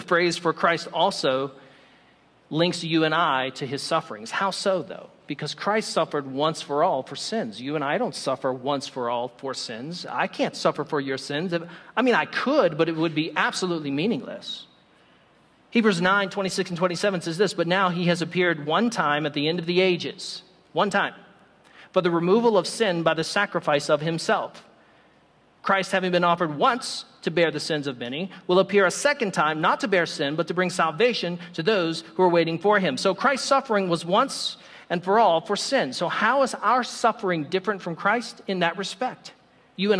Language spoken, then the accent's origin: English; United States; I'm American